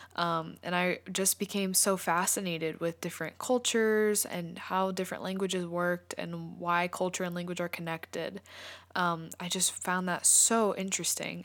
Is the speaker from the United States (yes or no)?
yes; United States; first language English; I'm from the United States, so I speak English fluently and natively